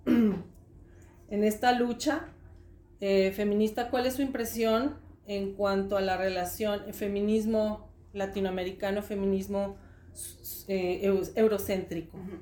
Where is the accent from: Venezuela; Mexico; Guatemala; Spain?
Mexico; now in Switzerland; yo soy de México